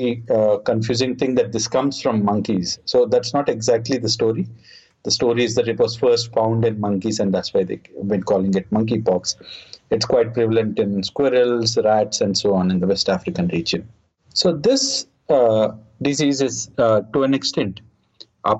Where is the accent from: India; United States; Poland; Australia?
India; I'm from India.